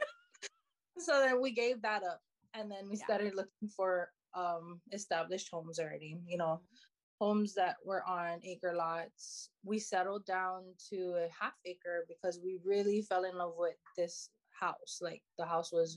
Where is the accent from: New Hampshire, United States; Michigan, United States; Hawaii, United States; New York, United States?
Hawaii, United States; Hilo; now in Oahu, United States; I'm from Hilo, you know, I love Hilo, obviously I'm moving back home